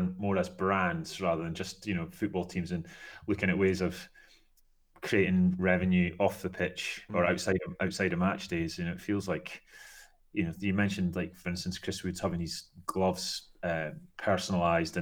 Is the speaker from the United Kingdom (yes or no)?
yes; Scotland, United Kingdom; being a Scotsman